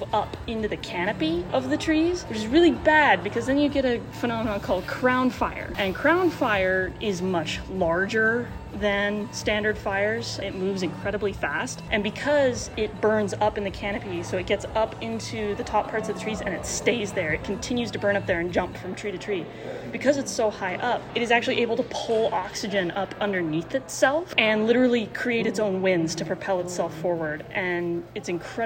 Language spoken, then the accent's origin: English; Wyoming, United States; moved away as an adult; now in Walla Walla, United States; I'm from Wyoming